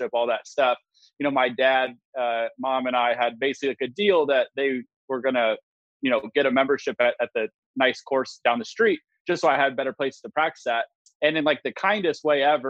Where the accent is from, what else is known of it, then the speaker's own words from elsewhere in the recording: Valencia, California, United States; also born or lived in Burbank, California; now in Scottsdale, United States; Valencia is LA County, and I was born in Burbank, which is just like the heart of LA. So I'm taking all the LA roots with me